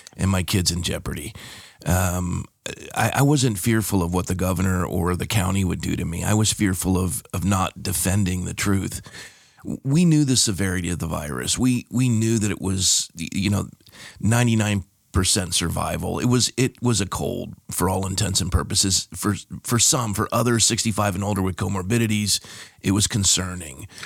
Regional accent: Coronado, California, United States; moved away as an adult; also born or lived in Fresno, California; now in Thousand Oaks, United States; born and raised in San Diego, California, a town called Coronado

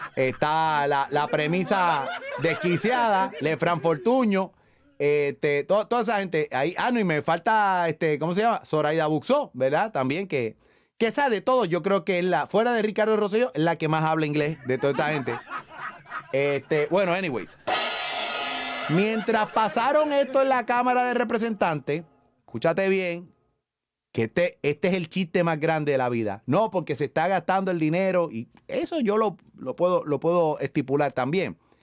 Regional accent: San Juan, Puerto Rico; yo soy de Río Piedra

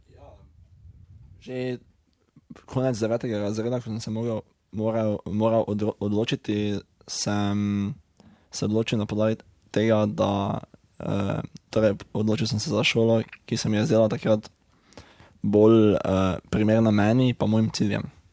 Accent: Lenart, Slovenia; prihajam iz Lenarta v Slovenski Gorica

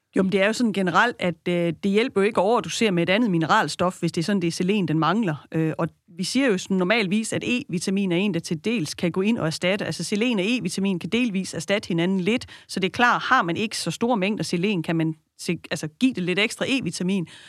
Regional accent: West Jutland, Central Denmark Region, Denmark; Jeg er født og opvokset i Vestjylland og arbejder jo herude

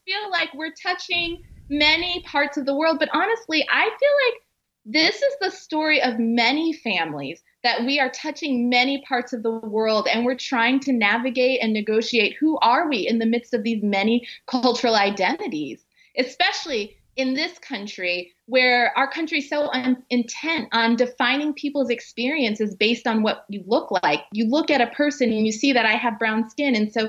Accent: Anchorage, Alaska, United States; I am the child of Jamaican immigrants, and I was born and raised in Anchorage, Alaska.

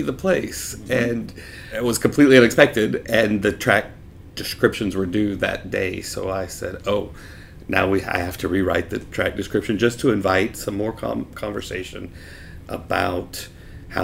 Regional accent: United States; now in Zurich, Switzerland; I grew up on the Louisiana-Mississippi state line in the States

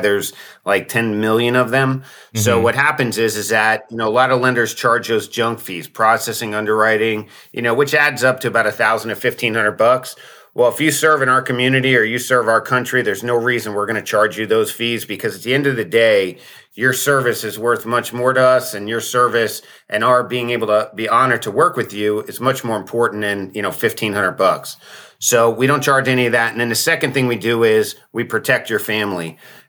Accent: Pennsylvania, United States; moved away; I'm originally from Pennsylvania, but now I live in Florida, like everybody else in the world.

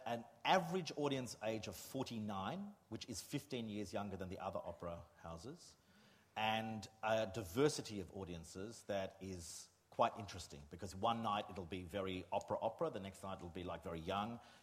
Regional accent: Australia; moved away as an adult; now in Germany; I am constantly being referred to in Germany as Australian.

